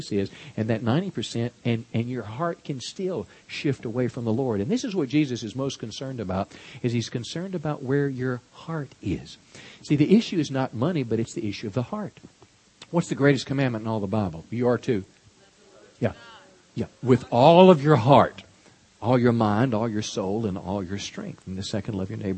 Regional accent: United States; we as American people

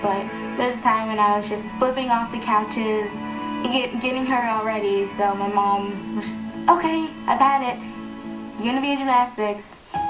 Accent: Virginia Beach, Virginia, United States; now in West Des Moines, United States; I'm originally from Virginia Beach, Virginia, but in order to make my dreams come true, I had to move to West Des Moines, Iowa to train with Coach Chow

